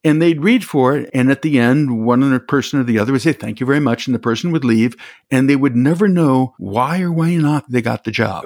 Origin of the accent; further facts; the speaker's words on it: Chicago, Illinois, United States; I'm from Chicago